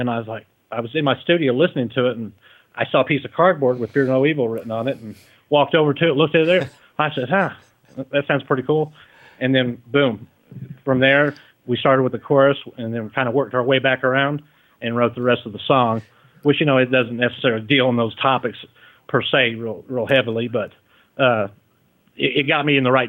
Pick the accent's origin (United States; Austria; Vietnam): United States; Detroit, Michigan; also born or lived in Kentucky; now in Pueblo, United States; Actually, I sound like a hillbilly, and I'm originally from Detroit. I've lived a lot of different places, and I lived down in Kentucky for quite a while.